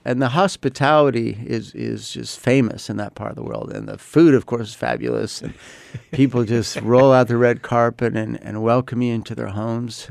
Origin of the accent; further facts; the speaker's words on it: United States; I'm an American